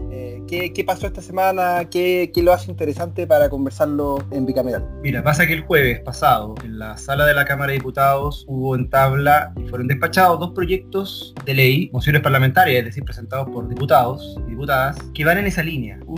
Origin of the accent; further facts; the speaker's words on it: Chile; Yo soy de La Pampa, del Coirón, del otro extremo de Chile.